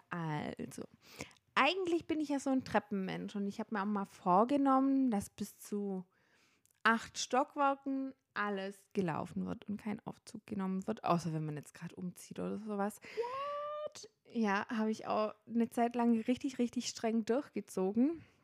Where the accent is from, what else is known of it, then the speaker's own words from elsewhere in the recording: Baden-Württemberg, Germany; now in Nuremberg, Germany; also ich komme ursprünglich nicht aus Nürnberg, ich komme aus dem schönen Schwabenländle